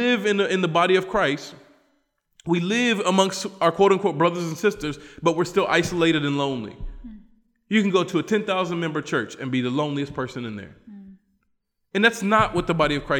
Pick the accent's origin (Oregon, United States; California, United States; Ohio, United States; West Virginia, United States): West Virginia, United States; moved away; a black American guy from West Virginia